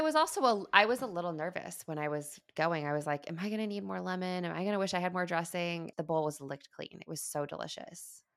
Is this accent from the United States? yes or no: yes; Midwest, United States; I grew up in the Midwest